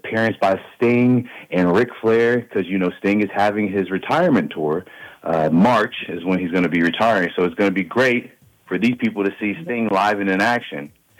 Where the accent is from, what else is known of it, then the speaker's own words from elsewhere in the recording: New Orleans, Louisiana, United States; moved away; My house, my childhood home, is actually 8 minutes from the Lakefront Arena.